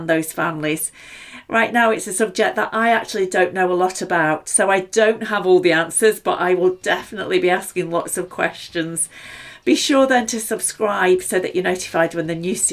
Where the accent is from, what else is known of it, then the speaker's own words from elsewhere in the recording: Stoke-on-Trent, West Midlands, United Kingdom; Stoke-on-Trent, my hometown